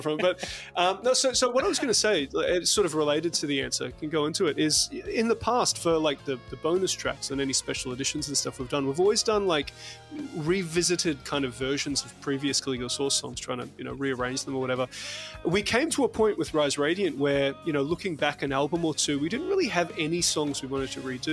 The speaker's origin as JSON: {"language": "English", "country": "New Zealand", "tie": "born or raised there", "said": "I grew up in New Zealand. I'm a dual citizen."}